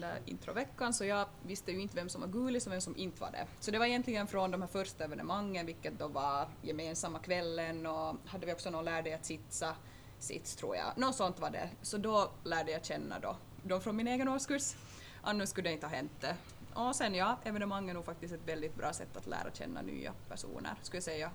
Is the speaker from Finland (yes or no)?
yes; Turku, Southwest Finland, Finland; moved away as an adult; now in Vaasa, Finland; hem, hem för mig är ju egentligen Åbo